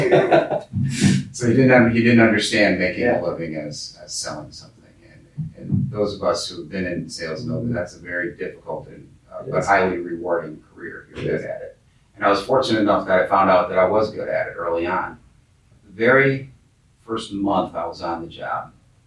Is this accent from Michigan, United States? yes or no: yes; Dearborn, Michigan, United States; I grew up in Dearborn, Michigan, which is the headquarters of Ford Motor Company